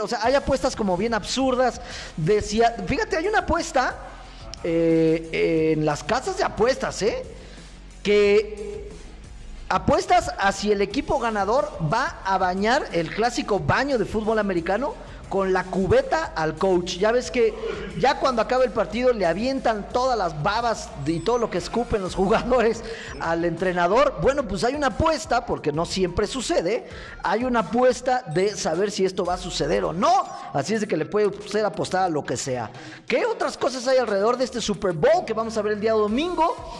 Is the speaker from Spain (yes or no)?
no; Mexico; somos los mexicanos